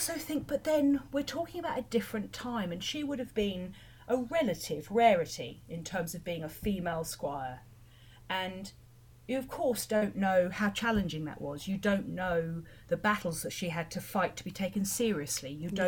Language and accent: English; Chawton, South East England, United Kingdom; about growing up in Chawton